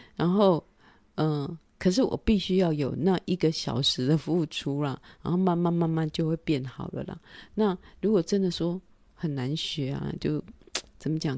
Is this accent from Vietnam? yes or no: no; Taiwan; moved away; also born or lived in France; 我们台湾人的个性